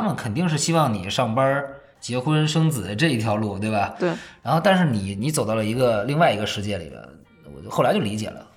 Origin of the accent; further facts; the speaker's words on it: Beijing, China; 主要我从小就在胡同里长大的，所以我就觉得那个地儿是我根深蒂固的